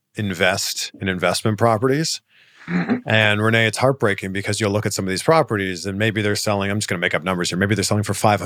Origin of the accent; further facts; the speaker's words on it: Canada; We're both from Canada.